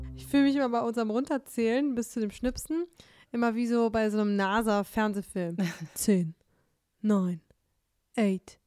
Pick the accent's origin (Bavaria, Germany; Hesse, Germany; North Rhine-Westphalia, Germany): North Rhine-Westphalia, Germany; Detmold; moved away; in meiner Heimat Detmold, wo meine Eltern noch wohnen